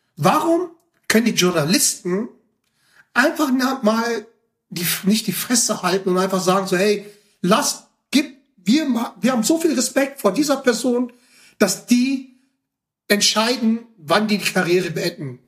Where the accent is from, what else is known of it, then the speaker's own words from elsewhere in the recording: Ruhr area, North Rhine-Westphalia, Germany; ich komme aus dem Pott